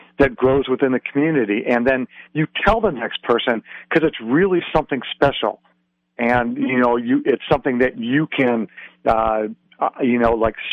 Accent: Detroit, Michigan, United States; I can remember growing up in Detroit

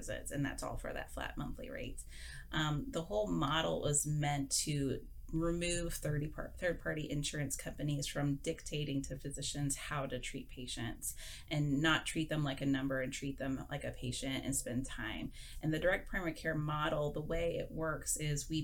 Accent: Houston, Texas, United States; also born or lived in Arizona; now in Austin, United States; I was born and bred in Houston

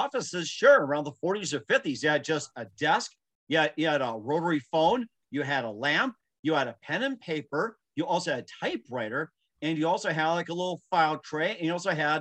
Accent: Wisconsin, United States; being in Wisconsin, of course, my folks love football. Green Bay Packer fan.

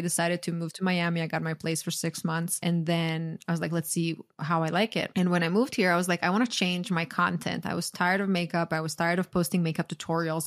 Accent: Croatia; now in United States; growing up in Croatia

